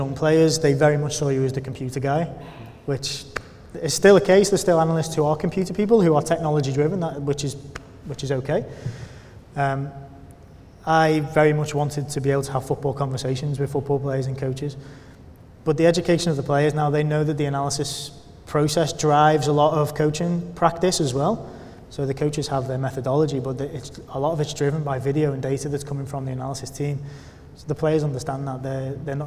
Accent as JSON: {"language": "English", "town": "Liverpool", "region": "North West England", "country": "United Kingdom", "tie": "born or raised there", "said": "Liverpool being my hometown club as well and where all my family are based."}